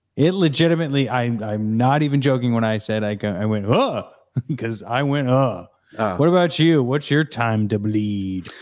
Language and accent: English; Missouri, United States; I grew up in Missouri.